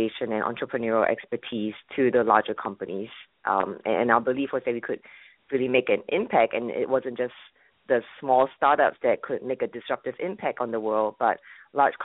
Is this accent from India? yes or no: no; Singapore; moved away as an adult; also born or lived in Boston, United States; now in United States; I'm originally from Singapore